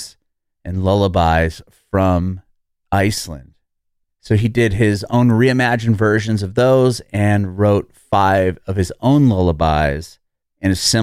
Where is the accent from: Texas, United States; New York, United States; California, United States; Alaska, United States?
California, United States; San Diego; now in Tennessee, United States; I'm from San Diego originally. I live in Tennessee now